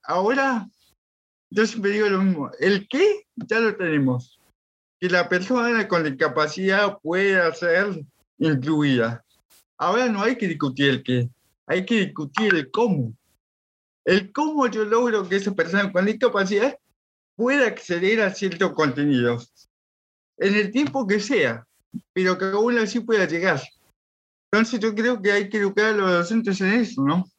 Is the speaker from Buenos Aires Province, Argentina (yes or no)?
no; Villa La Angostura, Neuquén, Argentina; soy de Villa, ah. sí, sí, nativo de acá, y todo mi acá, soy de acá